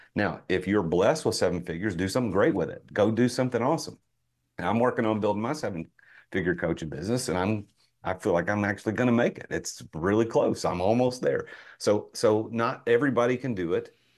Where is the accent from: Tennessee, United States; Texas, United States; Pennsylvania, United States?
Tennessee, United States; Nashville; I'm from Nashville